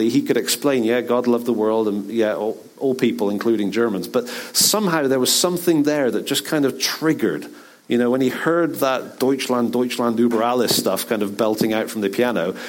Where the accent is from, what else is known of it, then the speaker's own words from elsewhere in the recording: Bristol, South West England, United Kingdom; in the church growing up in Bristol